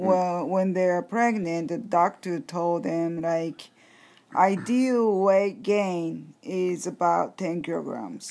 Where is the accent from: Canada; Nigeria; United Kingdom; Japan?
Japan; English is a second language